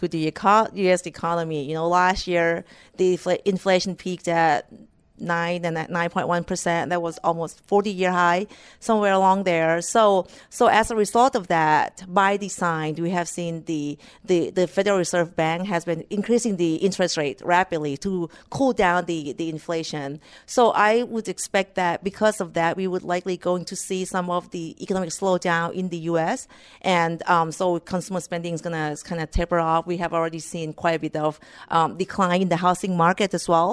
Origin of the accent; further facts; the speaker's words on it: Thailand; moved away as an adult; also born or lived in Iowa, United States; now in United States; I was born and raised in Thailand